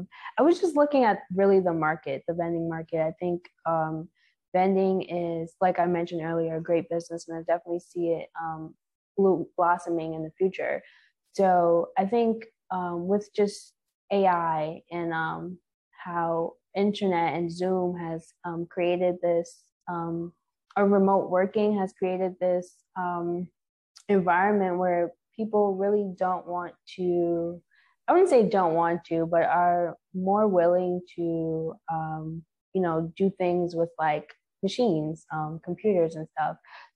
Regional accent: Limon, Costa Rica; born there; So being that I was born here in Limon, Costa Rica, I thought this was a great place to start. I know the environment.

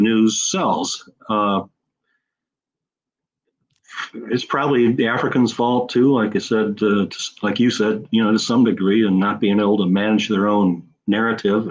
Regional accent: Minnesota, United States; my home state of Minnesota

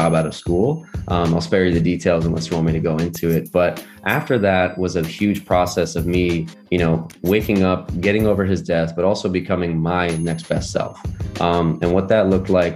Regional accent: Port St. Lucie, Florida, United States; I grew up in Florida, a little city called Port St. Lucie

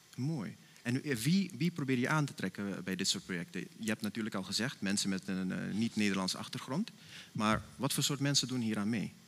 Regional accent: Suriname; now in Netherlands; als Surinamers zijnde

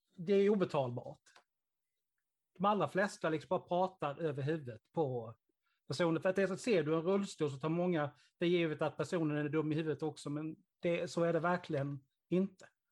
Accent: Karlshamn, Blekinge, Sweden; min hemstad

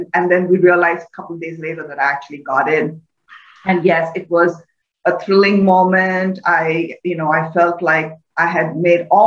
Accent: India; moved away; I grew up in India in a fairly typical middle-class family

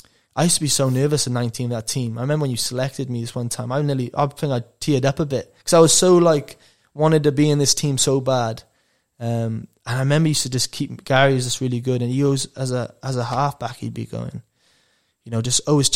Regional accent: England, United Kingdom; moved away; I remember I came to you actually, I went, because I came from England, and I go, oh, what's the plays?

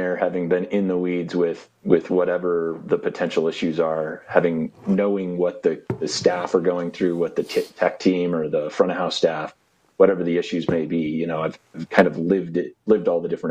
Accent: Fort Collins, Colorado, United States; I grew up in Fort Collins and started learning my craft at the Lincoln Center

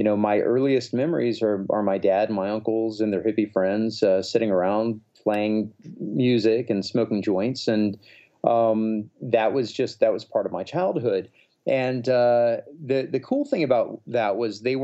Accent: Alabama, United States; I was this kind of scrawny, asthmatic, weirdo kid growing up in Alabama

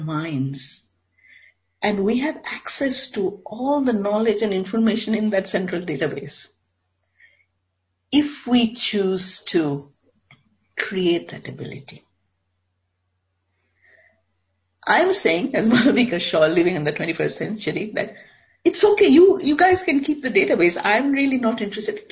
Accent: India; I come from India.

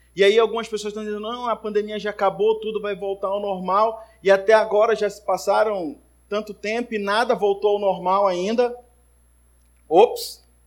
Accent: Manaus, Amazonas, Brazil; Cresci lá na primeira igreja batista de Manaus

